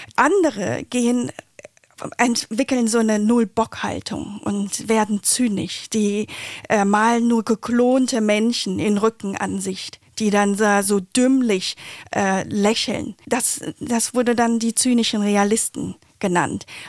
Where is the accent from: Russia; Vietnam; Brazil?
Vietnam; now in Berlin, Germany; Ich bin in Vietnam geboren äh, und chinesischer Abstammung